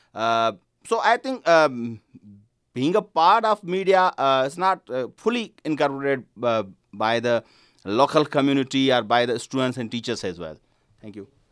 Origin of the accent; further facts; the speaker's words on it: Sindh, Pakistan; from Sindh, Pakistan